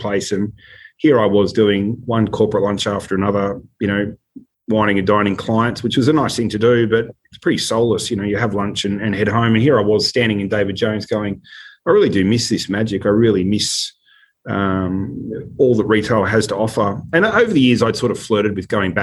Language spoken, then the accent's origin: English; Sydney, New South Wales, Australia; I grew up in Sydney, in North Ryde